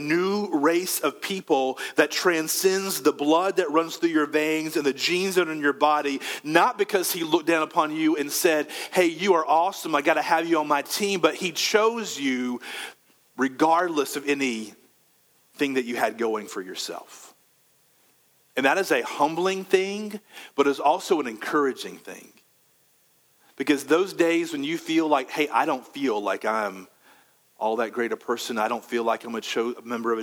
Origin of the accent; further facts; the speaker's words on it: Conway, South Carolina, United States; I'm from Conway, which is a little bit west from here.